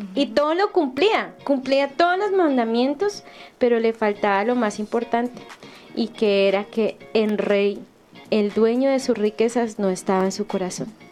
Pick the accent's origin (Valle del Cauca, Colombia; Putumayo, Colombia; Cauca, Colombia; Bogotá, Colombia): Bogotá, Colombia; moved away; estuve en mi ciudad natal en Bogotá